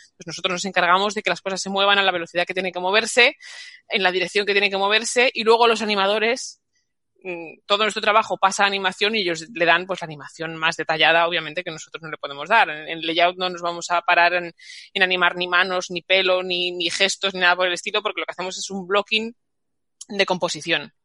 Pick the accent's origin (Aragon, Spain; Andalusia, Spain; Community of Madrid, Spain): Community of Madrid, Spain; Madrid; en mi Madrid natal, que yo soy de Madrid